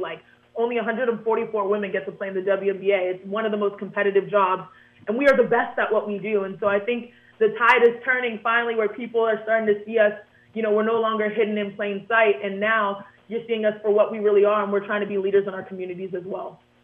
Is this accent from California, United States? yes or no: no; Houston, Texas, United States; I grew up in Houston, Texas